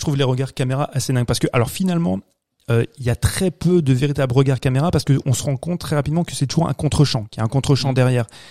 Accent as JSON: {"language": "French", "country": "France", "said": "chez nous en France"}